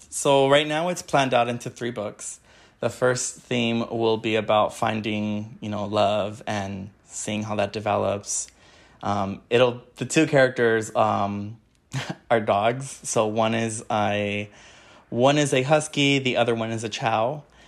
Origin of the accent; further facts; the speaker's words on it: Wilmington, California, United States; I grew up in Wilmington, California